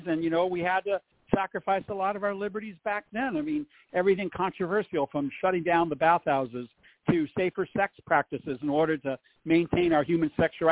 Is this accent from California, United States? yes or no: yes; Santa Fe Springs, California, United States; also born or lived in Lincoln Heights, Los Angeles / Orange County / West Hollywood; I'm a native Angeleno. I was born and raised in Los Angeles, born in Lincoln Heights, raised in the area of Santa Fe Springs near Whittier.